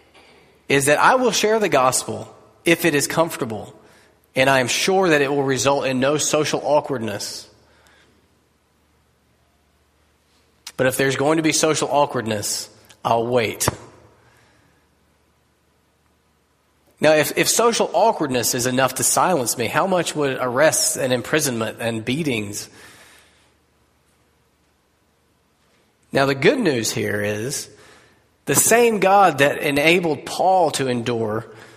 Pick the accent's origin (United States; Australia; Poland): United States; As American Christians